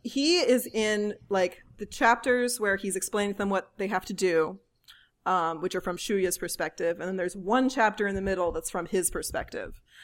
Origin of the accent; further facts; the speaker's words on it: United States; as an American